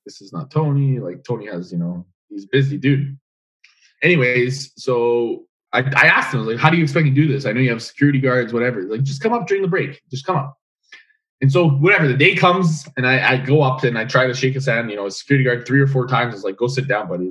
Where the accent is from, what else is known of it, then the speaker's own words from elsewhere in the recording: Edmonton, Alberta, Canada; I'm mm from Edmonton.